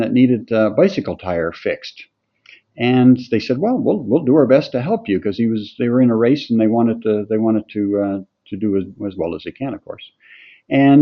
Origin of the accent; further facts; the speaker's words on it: Mount Mellick, Prince Edward Island, Canada; moved away as an adult; also born or lived in New Brunswick / Pictou, Nova Scotia; I'm from PEI, farm boy from east of Charlottetown, 10 to 15 kilometers in a little village called Mount Melick.